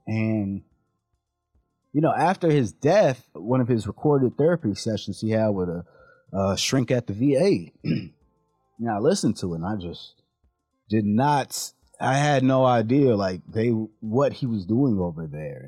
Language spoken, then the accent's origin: English; San Diego, California, United States; we grew up in San Diego